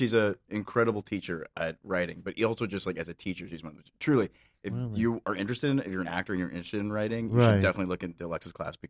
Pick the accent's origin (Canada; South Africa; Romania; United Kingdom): Canada; moved away as an adult; now in Los Angeles, United States; I grew up in Canada too, actually.